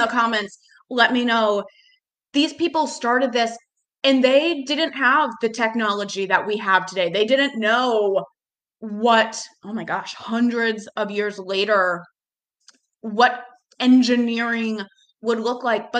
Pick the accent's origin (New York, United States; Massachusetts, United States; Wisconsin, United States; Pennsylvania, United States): Massachusetts, United States; moved away as an adult; now in Charlotte, United States; I am originally from Massachusetts, and then I moved to Charlotte in 2014